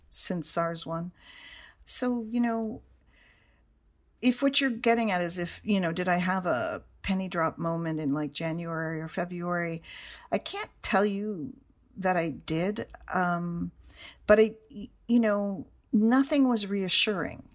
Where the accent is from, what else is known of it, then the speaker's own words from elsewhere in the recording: Canada; moved away; I am from Canada